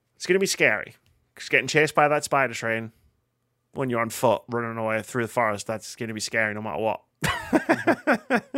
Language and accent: English; United Kingdom; we're both white and we're both British